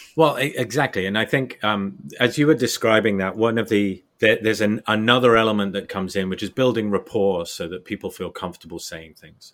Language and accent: English; United Kingdom; moved away as an adult; also born or lived in Germany; I left the UK kind of twenty odd years ago